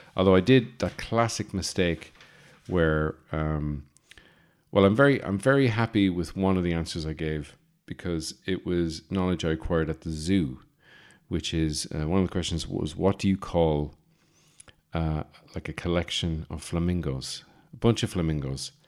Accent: Birr, County Offaly, Ireland; I'm from Burr County, Offaly

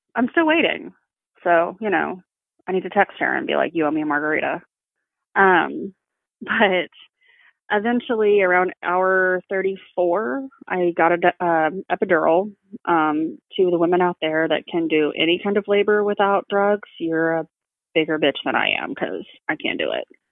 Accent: Texas, United States; I am from Texas

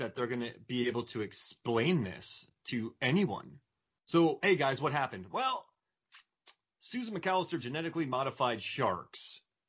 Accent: Florida, United States; I grew up in Florida

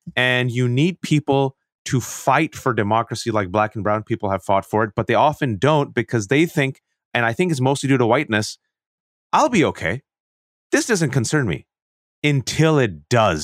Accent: Bay Area, California, United States; growing up in the Bay Area, even though I was born and raised in this country.

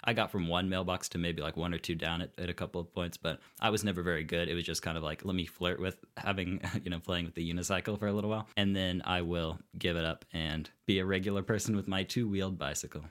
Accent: Bloomington, Indiana, United States; also born or lived in Saint Louis; I remember Bloomington. And Bloomington is truly my home

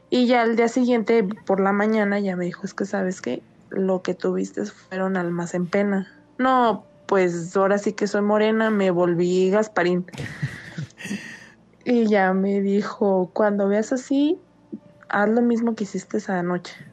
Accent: Guadalajara, Jalisco, Mexico; also born or lived in Michoacán; soy nacida en Michoacán. Y este, nada más que pues, mm, ahora sí que nada más nací allá y me crié en Guadalajara.

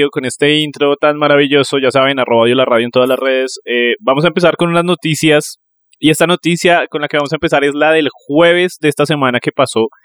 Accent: Neiva, Huila, Colombia; Solo que siento que cuando yo originalmente soy de allá, cuando yo voy allá, se me pega el acento.

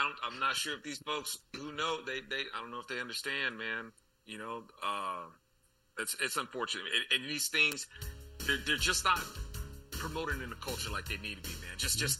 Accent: California, United States; now in Texas, United States; I'm a Californian man.

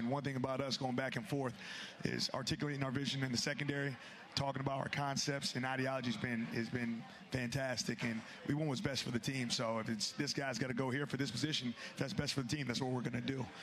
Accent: Texas, United States; moved away as an adult; also born or lived in Wisconsin / Georgia / Kansas City / Philadelphia; growing up in Texas

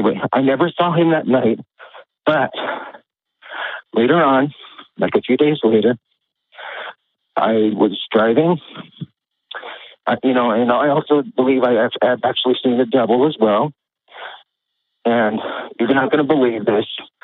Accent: United States; I was raised in America

